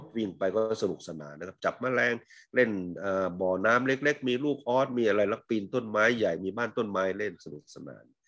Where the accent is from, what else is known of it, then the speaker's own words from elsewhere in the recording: Isan, Thailand; moved away; เราไม่ใช่เด็กดอยนะฮะผมเป็นคนเด็กอีสานเนี่ยที่ไม่มีไม่ค่อยมีภูเขาเพิ่งอยู่ตอนภูเขาตอนหลังเนี่ย